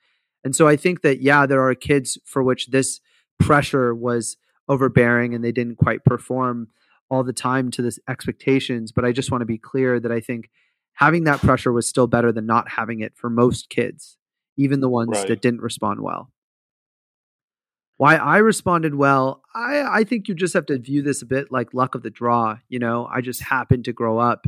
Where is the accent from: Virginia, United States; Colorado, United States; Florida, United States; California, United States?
California, United States; Fremont; I grew up in Fremont, which is like this community in the Bay Area in California